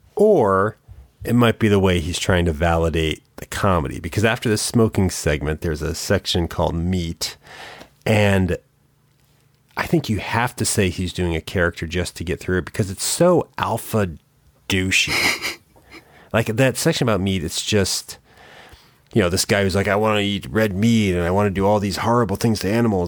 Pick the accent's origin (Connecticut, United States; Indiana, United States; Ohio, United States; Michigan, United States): Connecticut, United States; small town; when I was in K, small town Connecticut